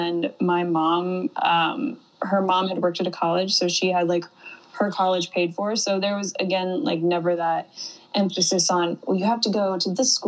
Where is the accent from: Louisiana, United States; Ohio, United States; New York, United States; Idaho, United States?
Ohio, United States; now in Miami, United States; I grew up in a really tiny town in Ohio.